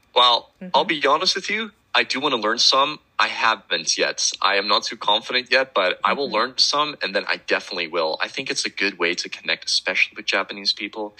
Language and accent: English; Netherlands; I'm from the Netherlands